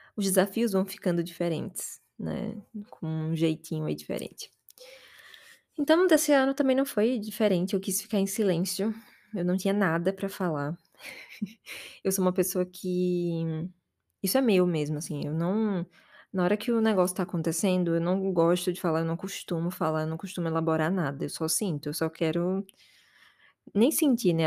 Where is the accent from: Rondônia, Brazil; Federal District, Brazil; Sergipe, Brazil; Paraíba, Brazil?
Sergipe, Brazil; Aracaju; moved away as an adult; now in São Paulo, Brazil; desde que eu saí de casa, que eu saí de Aracaju e vim pra São Paulo